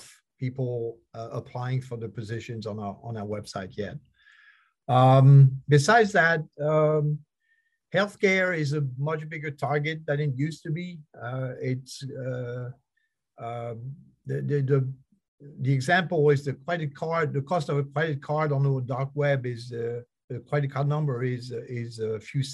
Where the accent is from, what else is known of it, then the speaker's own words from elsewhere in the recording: France; now in United States; I've been in the United States for 40 some years. I come from France